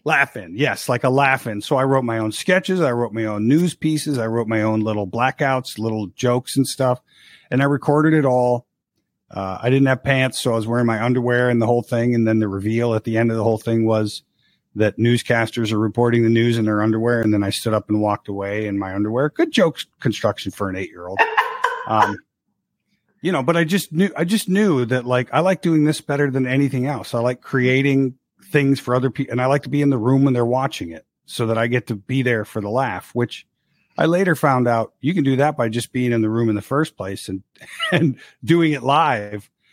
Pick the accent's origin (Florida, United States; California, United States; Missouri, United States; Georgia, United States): Florida, United States; moved away; also born or lived in Rochester, Minnesota / Chicago; I hail from Rochester, Minnesota, and then uh, grew up in Florida